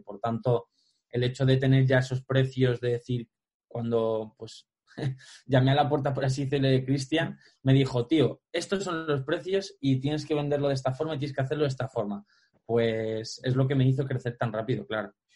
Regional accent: Alpedrete, Community of Madrid, Spain; me recorría todo mi pueblo, aquí en Alpedrete, toda la sierra

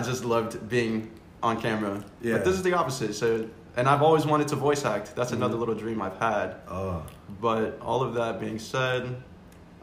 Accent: Florida, United States; also born or lived in New York; I was born in New York, raised in Florida, with an awesome family

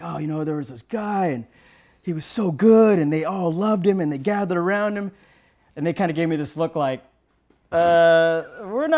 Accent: San Diego, California, United States; also born or lived in Serra Mesa, San Diego; we moved from Pacific Beach. We moved about 5 miles inland

